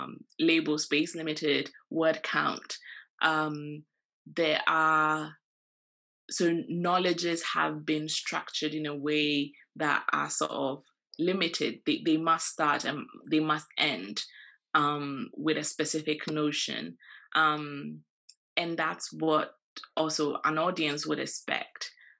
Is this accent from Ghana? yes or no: yes; Ghana; you know, when I was in Ghana, I think I'm Ghanaian. I know I'm Ghanaian.